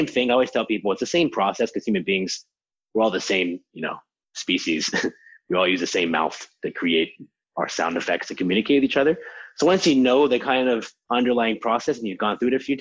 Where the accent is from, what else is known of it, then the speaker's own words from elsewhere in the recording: Harrisburg, Pennsylvania, United States; I grew up in Harrisburg, Pennsylvania, in kind of normal American suburbs